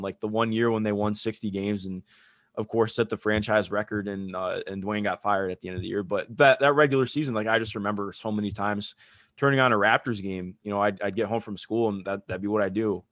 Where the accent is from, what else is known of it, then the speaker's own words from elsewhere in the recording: Cleveland, Ohio, United States; I grew up in Cleveland, Ohio